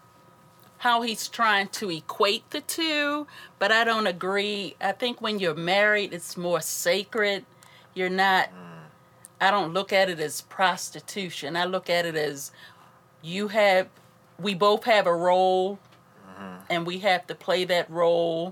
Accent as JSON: {"language": "English", "town": "Baltimore", "region": "Maryland", "country": "United States", "tie": "born or raised there", "said": "I'm born and raised in Baltimore, Maryland"}